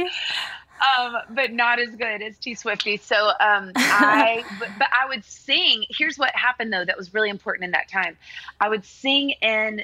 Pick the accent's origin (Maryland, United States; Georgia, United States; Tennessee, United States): Tennessee, United States; Nashville; I grew up in Nashville in studios.